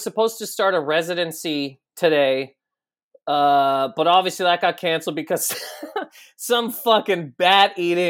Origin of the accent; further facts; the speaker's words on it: Canada; We're both Canadian